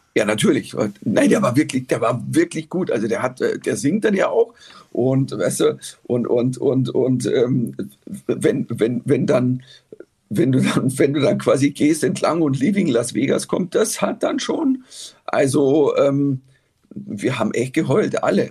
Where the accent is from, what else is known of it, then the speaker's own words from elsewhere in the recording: Germany; als Deutscher